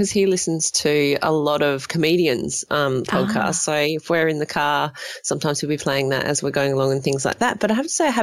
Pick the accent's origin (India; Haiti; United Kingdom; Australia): Australia; Gawler, South Australia; I'm from South Australia and, from Gawler, South Australia, and I still live in Gawler, South Australia. I haven't moved